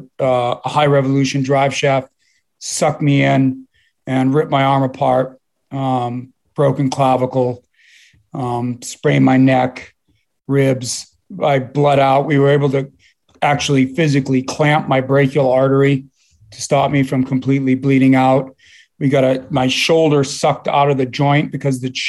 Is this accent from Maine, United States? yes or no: yes; southern coastal Maine, United States; moved away; also born or lived in Boston, Massachusetts / Rhode Island; I was born in Boston, and I was raised in southern coastal Maine